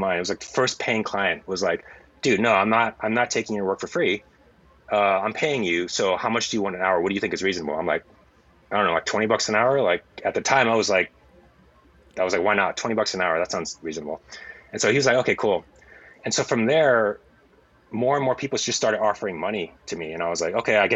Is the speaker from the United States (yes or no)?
yes; San Francisco Bay Area, California, United States; moved away as an adult; I'm from the San Francisco Bay Area